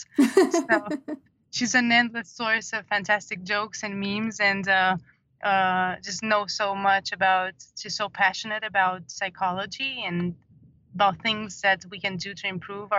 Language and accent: English; Romania; moved away as an adult; also born or lived in Dublin; I was born in Romania and I lived there for about 30 years